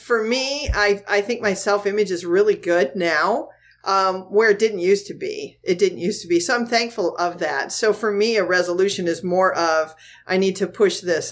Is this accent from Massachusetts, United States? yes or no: no; the Thumb of Michigan, United States; also born or lived in Virginia; now in Florida, United States; I, grew up in the Thumb of Michigan